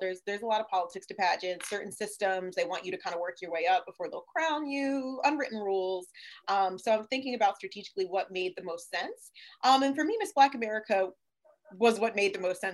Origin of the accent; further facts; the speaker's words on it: Brigantine, New Jersey, United States; moved away; also born or lived in Delaware; I'm from Brigantine, which is a small island